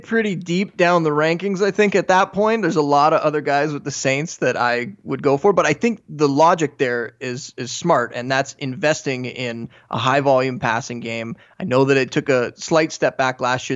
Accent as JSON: {"language": "English", "country": "Canada", "said": "I am Canadian"}